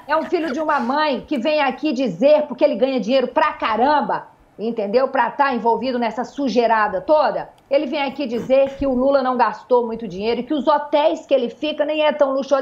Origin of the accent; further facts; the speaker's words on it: Northeast Region, Brazil; now in Rio de Janeiro, Brazil; eu não sou hum. carioca, eu sou nordestina.